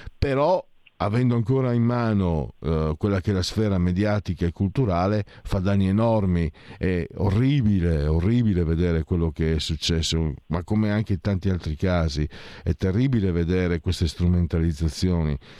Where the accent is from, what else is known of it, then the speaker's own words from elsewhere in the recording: Italy; dalle mie parti, Veneto e Friuli